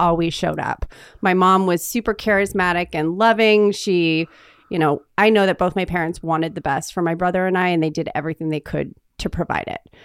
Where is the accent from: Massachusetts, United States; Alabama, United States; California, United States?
California, United States; Northern; think of Sacramento and the Oregon border, and I'm halfway in between